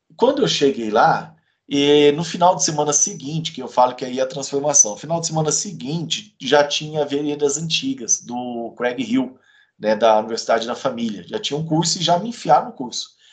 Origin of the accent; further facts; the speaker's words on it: Campo Grande, Mato Grosso do Sul, Brazil; moved away as an adult; now in Curitiba, Brazil; eu nasci lá em Campo Grande, cresci por ali